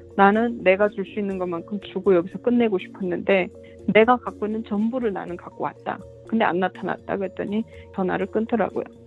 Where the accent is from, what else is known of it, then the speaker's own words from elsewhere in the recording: North Korea; also born or lived in China; now in Georgia, United States; 북한 사람이어서